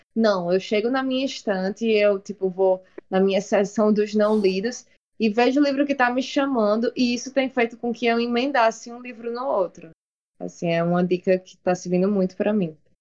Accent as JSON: {"language": "Portuguese", "town": "Natal", "region": "Rio Grande do Norte", "country": "Brazil", "tie": "born or raised there", "said": "a Maternidade Januário Ciclo, onde eu nasci"}